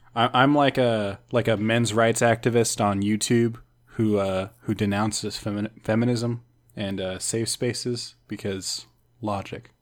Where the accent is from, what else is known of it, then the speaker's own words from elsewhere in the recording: Jefferson City, Missouri, United States; in Jefferson City, my hometown, we have an abandoned uh, women's penitentiary museum